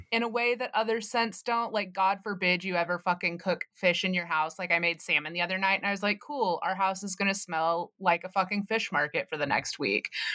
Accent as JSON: {"language": "English", "region": "the South", "country": "United States", "tie": "born or raised there", "said": "growing up in the South"}